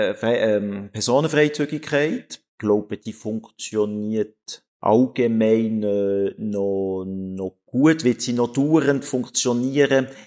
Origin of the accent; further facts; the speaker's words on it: Switzerland; Obwohl wir müssen auch nicht als Schweizer heuchlerisch ist, sagt man.